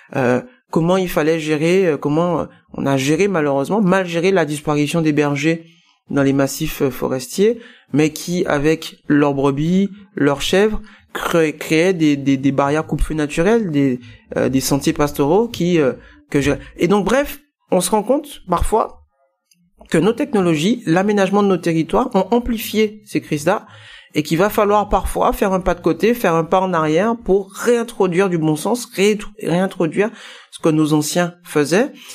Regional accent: Guadeloupe; compte tenu de mes origines, hein, je suis guadeloupéen

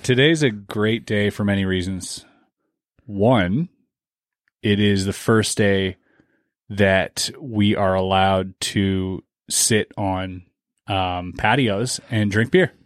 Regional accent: Canada; I'm Canadian

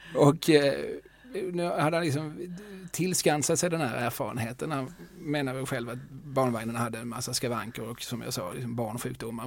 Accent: Skåne, Sweden; som skåning

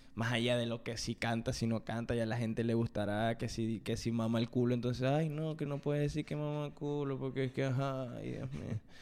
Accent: Venezuela; en Venezuela, desde donde yo vengo, que bueno, que venimos los dos de Venezuela, pero somos de dos ciudades distintas

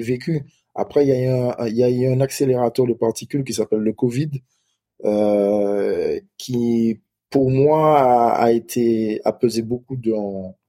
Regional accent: Martinique; moved away; also born or lived in Metropolitan France; on est des Antillais

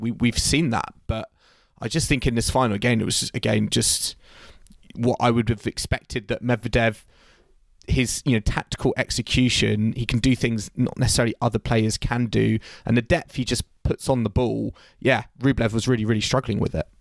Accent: United Kingdom; as a British tennis fan

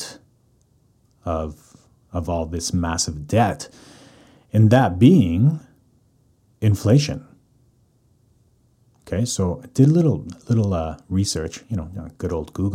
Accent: Calgary, Alberta, Canada; born or raised there; moved away as an adult; now in Vancouver, Canada

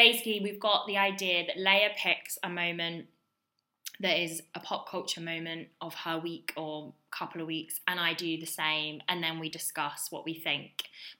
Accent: Suffolk, East of England, United Kingdom; I'm from Suffolk.

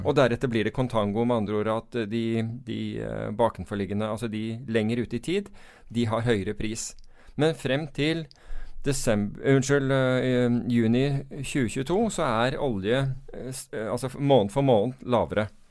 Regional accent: United Kingdom; now in Norway

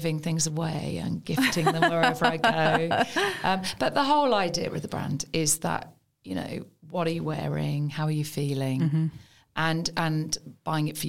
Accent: Birmingham, West Midlands, United Kingdom; moved away as an adult; They don't know I'm from Birmingham. I just don't know I'm from Birmingham.

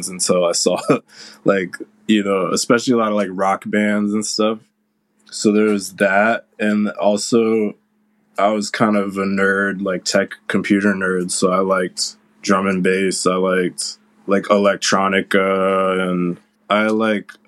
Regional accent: Cleveland Heights, Ohio, United States; moved away; also born or lived in Providence / New York; I grew up in Cleveland Heights, and there's a music venue right down the street from my house called Grog Shop

